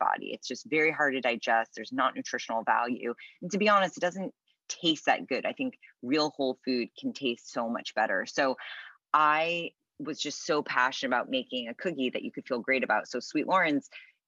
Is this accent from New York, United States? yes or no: yes; New York City, New York, United States; moved away as an adult; now in Los Angeles, United States; We were raised in New York City, so it's just always a very busy, kind of hectic life.